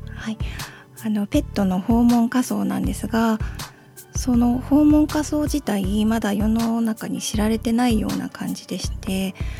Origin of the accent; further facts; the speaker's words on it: Sendai, Miyagi, Japan; 生まれも育ちも仙台なので